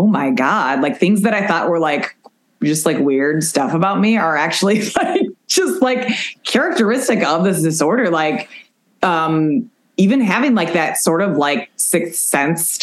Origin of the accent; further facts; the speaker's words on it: Chicago, Illinois, United States; I'm from Chicago